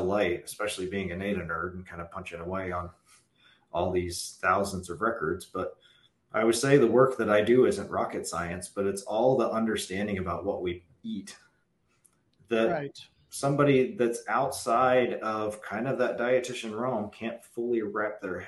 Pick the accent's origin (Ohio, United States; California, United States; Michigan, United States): Ohio, United States; Southeast; I'm a kid from Southeast Ohio, and according to the books, I'm Appalachian